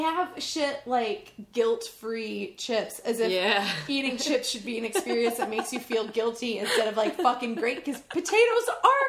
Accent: West Central Illinois, United States; West Central Illinois, very small town, population 9,500 at the time.

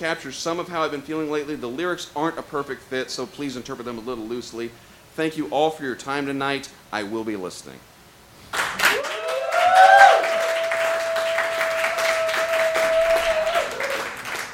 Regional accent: Southern Illinois, United States; we're from Southern Illinois

